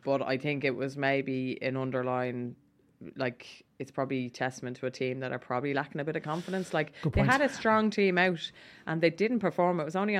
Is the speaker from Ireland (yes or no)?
yes; Ireland; Unwritten rule as an Irish person, and you know that, Rog, that is... Do not take that job.